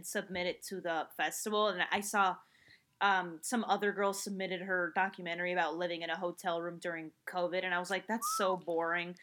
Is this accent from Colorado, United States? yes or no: no; New Jersey, United States; also born or lived in Spain; I was born in New Jersey